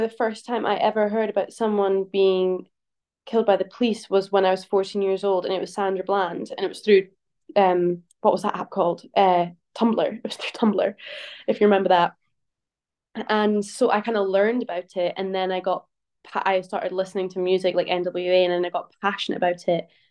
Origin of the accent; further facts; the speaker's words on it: St Andrews, Scotland, United Kingdom; I grew up in Saint Andrews